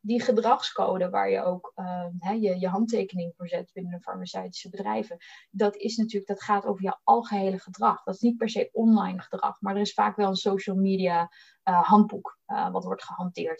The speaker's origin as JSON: {"language": "Dutch", "area": "Bollenstreek", "region": "South Holland", "country": "Netherlands", "tie": "born or raised there", "moved": "as an adult", "lives_now": "Amsterdam, Netherlands", "said": "ik kom uit de Boddenstreek. heel erg Hollands opgegroeid tussen de tulpenvelden"}